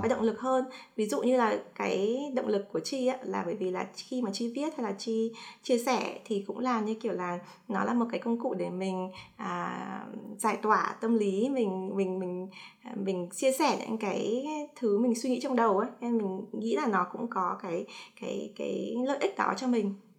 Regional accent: Hanoi, Vietnam; moved away as an adult; now in United States; sinh ra và lớn lên ở Hà Nội

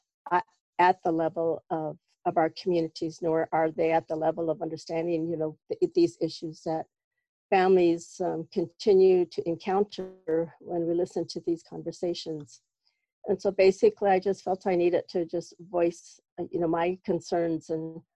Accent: White Swan, Washington, United States; I'm from White Swan here in the Yakima Reservation.

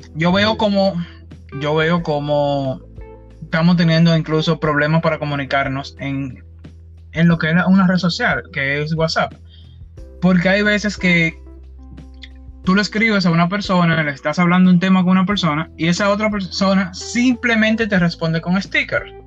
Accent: Dominican Republic; soy de la República Dominicana.

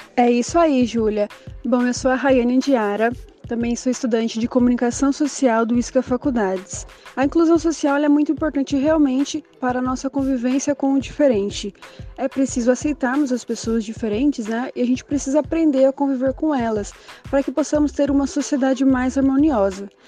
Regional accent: Limeira, São Paulo, Brazil; sou da cidade de Limeira, interior de São Paulo

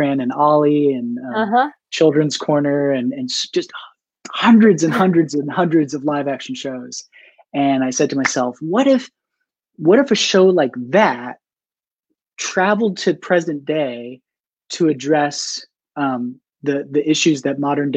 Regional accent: New Hampshire, United States; now in Baltimore, United States; I'm from Baltimore, originally New Hampshire

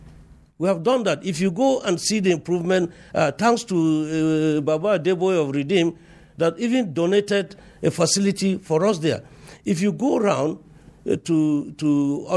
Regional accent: Riyom, Plateau, Nigeria; I'm from Riom

